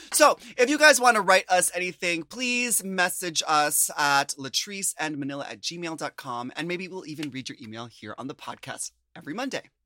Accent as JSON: {"language": "English", "country": "United States", "said": "as an American"}